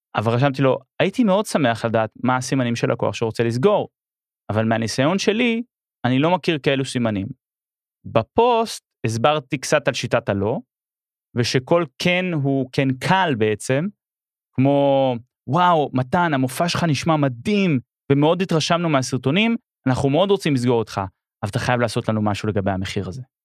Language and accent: Hebrew; Israel; also born or lived in Melbourne, Australia; אני ישראלי באוסטרליה פתאום